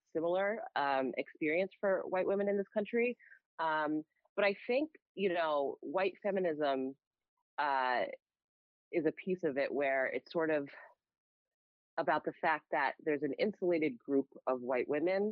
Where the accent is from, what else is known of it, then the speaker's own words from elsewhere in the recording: United States; a Black woman growing up in America